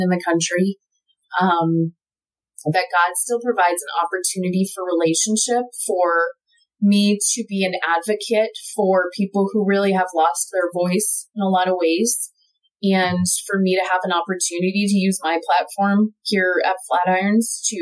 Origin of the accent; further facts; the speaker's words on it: United States; I have a responsibility as an American